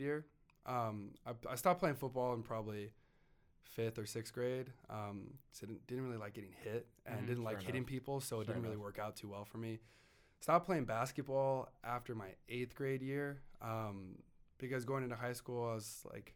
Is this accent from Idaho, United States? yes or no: yes; Idaho, United States; growing up in Idaho